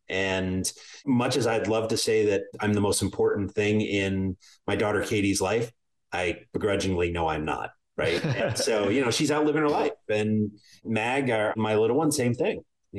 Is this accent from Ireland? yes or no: yes; Ireland; But being an Irishman, I plan for mushroom clouds on the horizon.